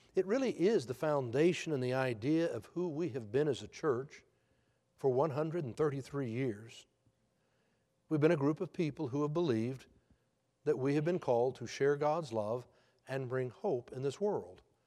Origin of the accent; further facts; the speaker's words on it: Texas, United States; I am from Texas